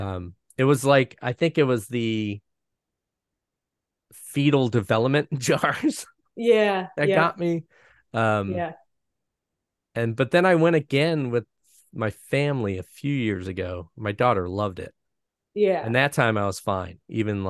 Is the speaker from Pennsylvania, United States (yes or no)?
yes; Scranton, Pennsylvania, United States; I grew up in Scranton